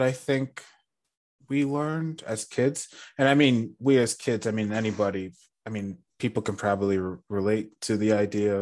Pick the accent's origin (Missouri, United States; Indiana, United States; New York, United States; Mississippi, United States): New York, United States; we're from New York.